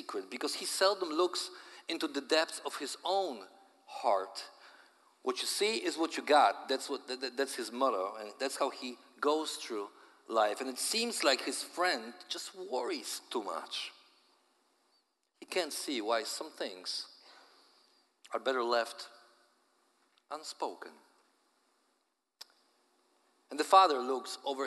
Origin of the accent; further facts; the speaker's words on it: Poland; accent: Polish; my Polish accent